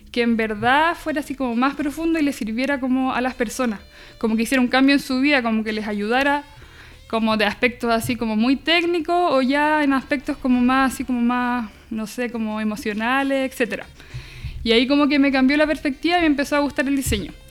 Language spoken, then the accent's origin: Spanish; Concepción, Biobío, Chile; soy de Conce, o sea, como que la mayoría de mi vida la viví en Conce.